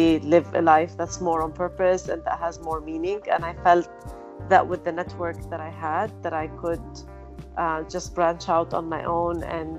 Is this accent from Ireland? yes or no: no; Canada; moved away as an adult; also born or lived in Lebanon; now in Dubai, United Arab Emirates; I'm originally Lebanese, but I was raised in Canada, and then I moved back to the Middle East to work